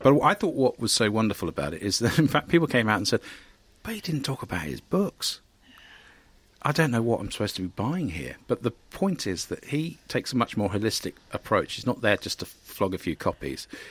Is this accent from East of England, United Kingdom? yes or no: yes; Cambridge, East of England, United Kingdom; I'm from Cambridge.